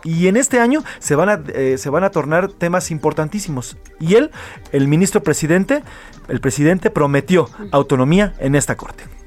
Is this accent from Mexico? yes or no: yes; Mexico; Yo soy egresado de la Escuela de Periodismo Carlos Etienne García, pero también de la UNAM, pero también hay muchas escuelas en nuestro país